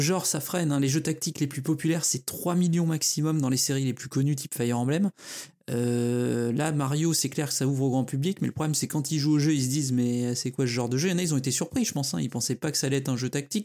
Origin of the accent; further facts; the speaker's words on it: France; chez nous en France